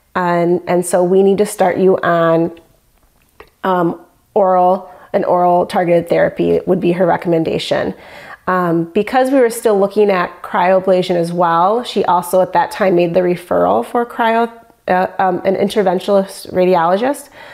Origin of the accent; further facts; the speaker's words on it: Michigan, United States; I'm from Michigan.